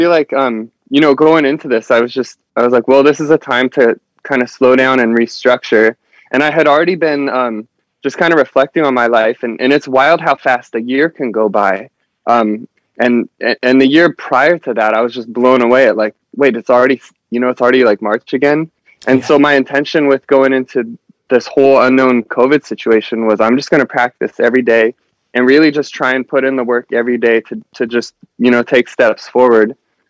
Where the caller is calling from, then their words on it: Huntington Beach, California, United States; I am calling in from Huntington Beach, California.